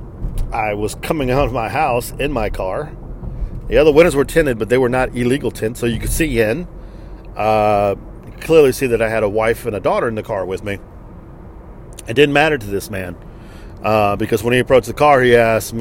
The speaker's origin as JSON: {"language": "English", "region": "Texas", "country": "United States", "tie": "born or raised there", "said": "I am from the United States of America, sir. I was born here in the state of Texas"}